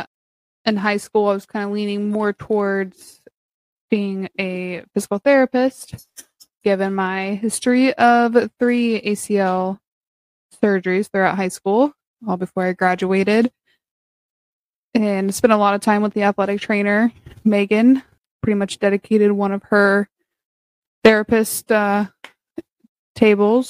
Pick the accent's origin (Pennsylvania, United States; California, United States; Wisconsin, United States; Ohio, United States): Ohio, United States; Hanover; I was born and raised here in Newark, well, Hanover